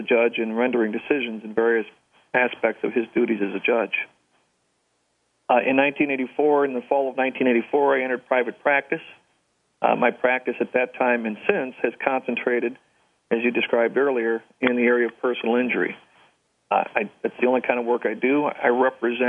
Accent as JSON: {"language": "English", "town": "St. Louis", "region": "Missouri", "country": "United States", "tie": "born or raised there", "also_born_or_lived": "New Orleans, Louisiana", "said": "I'm a St. Louisan by birth and nativity. I grew up here in St. Louis"}